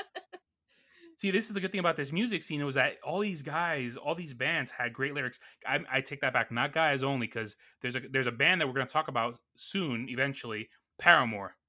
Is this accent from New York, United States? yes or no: yes; New York City, New York, United States; I grew up in Astoria, Queens, New York